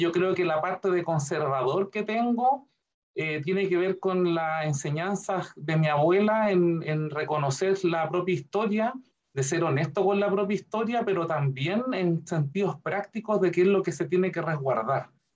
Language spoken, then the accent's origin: Spanish; Curicó, Maule, Chile; Yo me fui nacido y criado en Curicó, mi ciudad natal